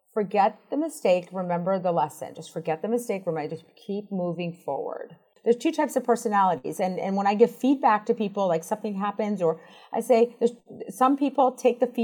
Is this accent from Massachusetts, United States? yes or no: yes; Boston, Massachusetts, United States; moved away as an adult; also born or lived in Washington, District of Columbia, United States; I grew up in Boston